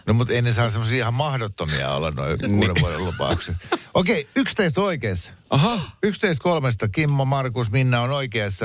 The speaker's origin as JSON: {"language": "Finnish", "town": "Mäntsälä", "region": "Uusimaa", "country": "Finland", "moved": "yes", "said": "Mäntsälähän on vanha kotikuntani"}